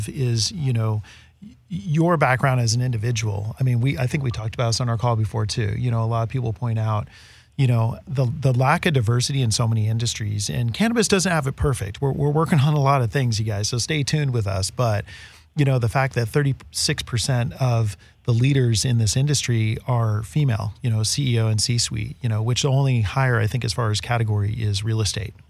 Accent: Northern California, United States; that's where I came up and growing up in NorCal

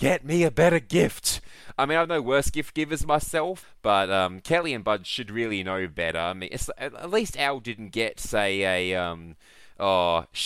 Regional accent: Australia; also born or lived in Perth, Australia; As an Australian

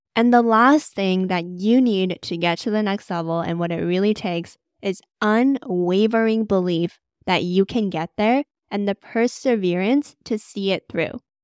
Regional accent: Vancouver, British Columbia, Canada; moved away as an adult; now in London, United Kingdom; I'm originally from Vancouver, Canada

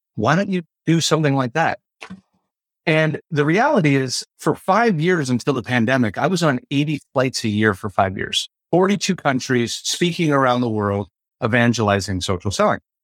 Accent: Ontario, Canada; I'm from the Ontario region of Canada

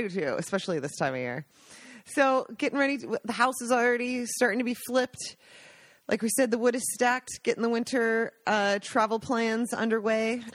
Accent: Washington, United States; moved away as an adult; now in Italy; I grew up in Washington State

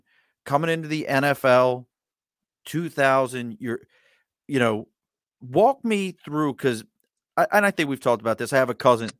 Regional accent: Dundalk, Maryland, United States; I grew up in Dundalk.

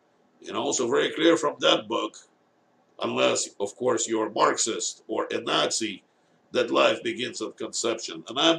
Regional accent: Singapore; As a professor of ethics, Chinese origin myself, I'm Singaporean, with 35 years experience teaching at the University of Michigan

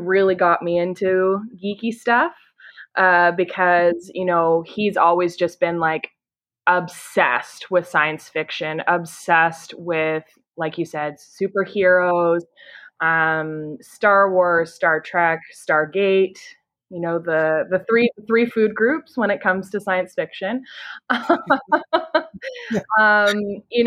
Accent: Canada; I'm from Canada. I live in Ontario

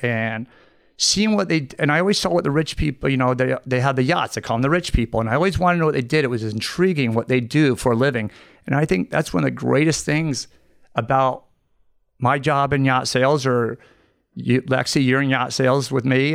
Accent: Merritt Island, Florida, United States; also born or lived in Bahamas; I grew up in Merritt Island.

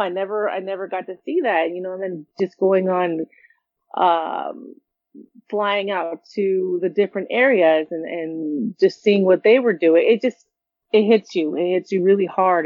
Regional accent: California, United States; I was raised in California

